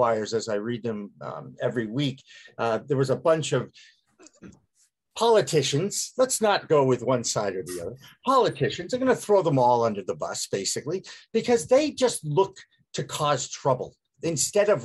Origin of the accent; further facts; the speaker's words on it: Massachusetts, United States; we're from Massachusetts